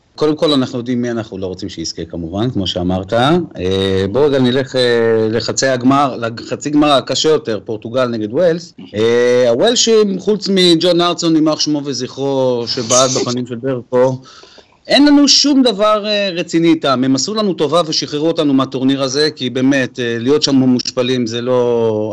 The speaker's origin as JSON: {"language": "Hebrew", "country": "Israel", "said": "אנחנו כישראלים ויהודים"}